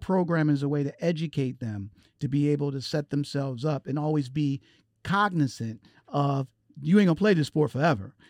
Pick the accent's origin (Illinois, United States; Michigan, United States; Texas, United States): Michigan, United States; Detroit; I'm from Detroit